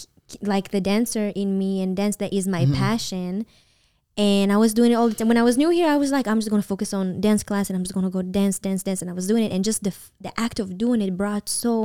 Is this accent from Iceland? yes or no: no; Israel; now in Los Angeles, United States; when I was new here and I first moved to LA and I came from Israel